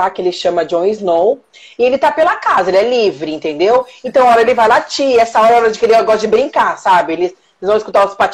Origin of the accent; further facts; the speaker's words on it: Marília, São Paulo, Brazil; now in São Paulo, Brazil; Eu, moro, eu sou do interior de São Paulo, sou de Marília. Então, eu moro em São Paulo há 18 anos.